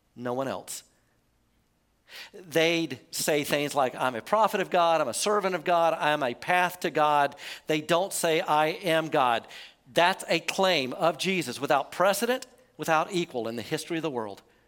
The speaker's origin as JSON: {"language": "English", "country": "United States", "said": "we're American"}